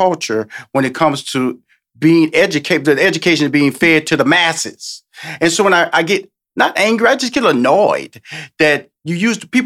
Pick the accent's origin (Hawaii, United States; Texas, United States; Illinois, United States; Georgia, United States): Texas, United States; Houston; I'm from Houston, Texas, born a native of Texas